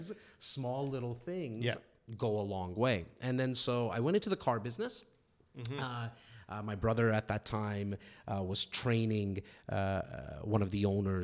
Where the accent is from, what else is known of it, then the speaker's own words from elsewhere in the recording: Toronto, Ontario, Canada; born and raised in Toronto, in a little on the north side, a little city called Rexdale, mm-hmm. What a lot of people know of as Etobicoke. Parents came here from India about 1972.